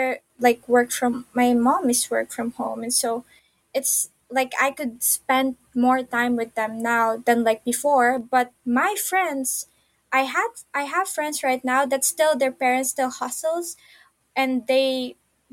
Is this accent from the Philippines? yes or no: yes; Philippines; I grew up in the Philippines